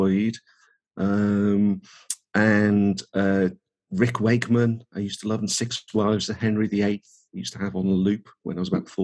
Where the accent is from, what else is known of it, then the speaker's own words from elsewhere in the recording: Birkenhead, North West England, United Kingdom; moved away as an adult; also born or lived in Norwich; I was brought up in Birkenhead, which is near Liverpool